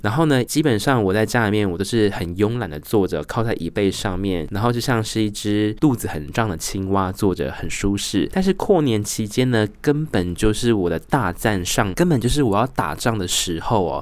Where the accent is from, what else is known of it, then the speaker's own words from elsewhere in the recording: Tainan, Taiwan; also born or lived in Australia; now in Taoyuan, Taiwan; 回去我的家乡，台南市呢